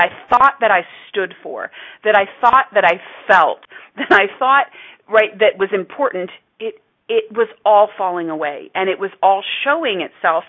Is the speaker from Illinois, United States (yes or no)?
no; Texas, United States; I was from Texas